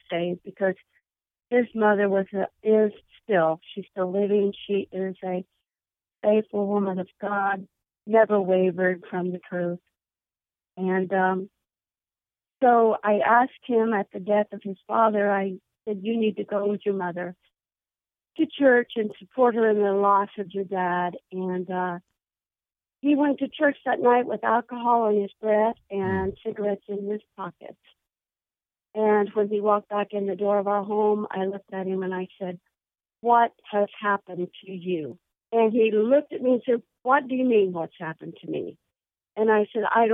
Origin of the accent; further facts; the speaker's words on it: Yorktown, Indiana, United States; also born or lived in Fortville, Indiana; I was raised in Yorktown, Indiana, which is just outside of Muncie